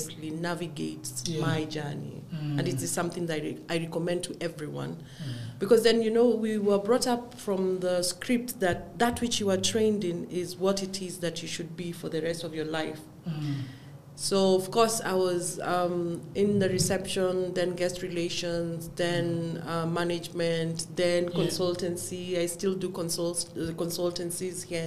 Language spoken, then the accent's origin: English; Nairobi, Kenya; I was brought up in Jericho, a Masasu chick.